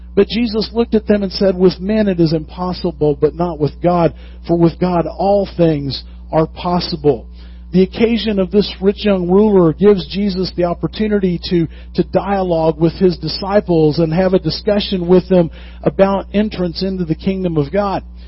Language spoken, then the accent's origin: English; the South, United States; I'm from the South